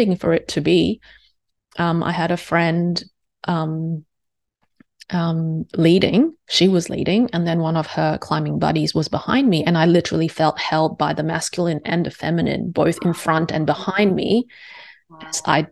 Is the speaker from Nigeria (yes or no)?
no; Singapore; I am Singaporean Chinese.